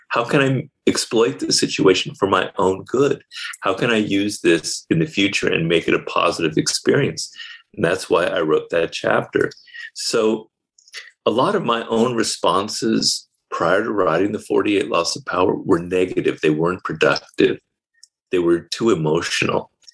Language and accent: English; United States; I'm an American